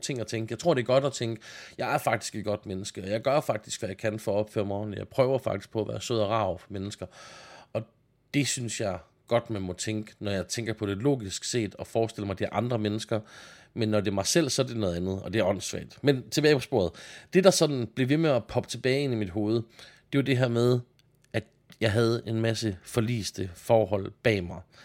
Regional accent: Denmark; jeg er jyde

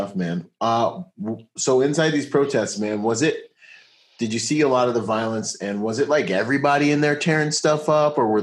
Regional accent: United States; this is home

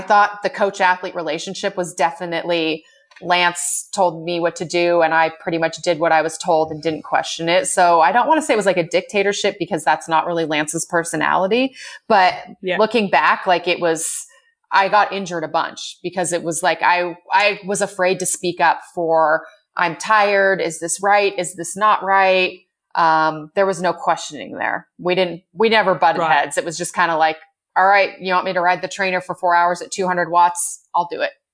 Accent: Bend, Oregon, United States; I grew up in Bend, Oregon, which is where I live now.

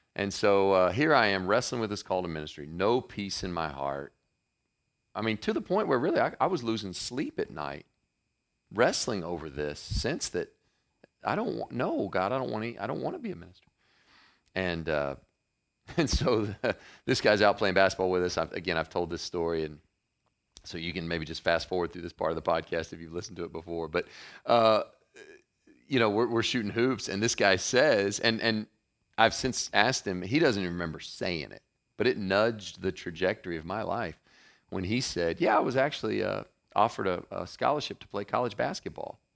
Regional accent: Murray, Kentucky, United States; moved away as an adult; also born or lived in Cincinnati, Ohio / New Jersey / New York; I was born in Cincinnati, and then, uh, my dad got transferred with his company to a little sleepy town called Murray, Kentucky.

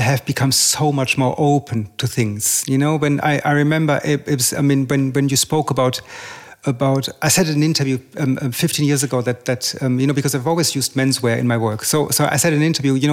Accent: Germany; also born or lived in England; now in Paris, France; I was born in Germany, I studied in England, I live in Paris

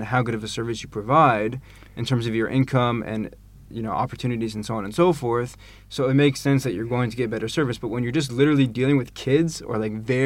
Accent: Los Angeles, California, United States; now in Tel Aviv, Israel; I'm from

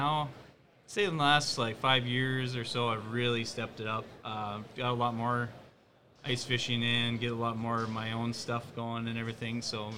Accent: Fargo, North Dakota, United States; from Fargo here. I live in town

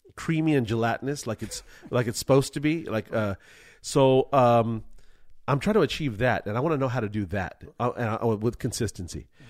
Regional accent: Culver City, California, United States; I'm from Culver City

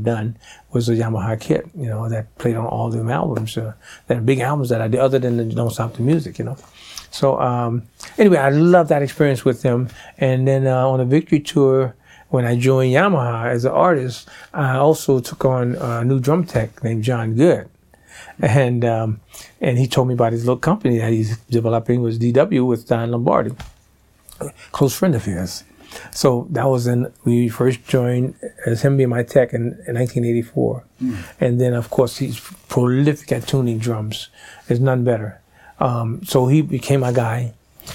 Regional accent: New Orleans, Louisiana, United States; I grew up in New Orleans

